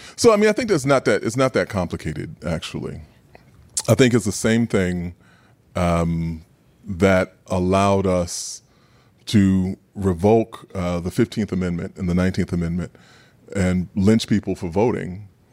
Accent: New York City, New York, United States; growing up in Queens

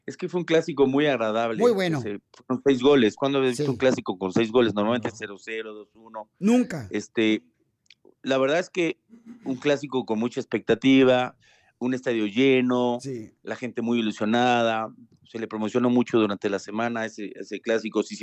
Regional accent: Argentina; Eh, como, como, como argentino se lo puedo decir, che, Hermosillo 27.

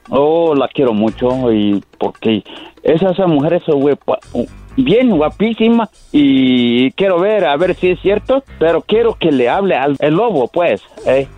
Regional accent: Tabasco, Mexico; yo soy de Tabasco

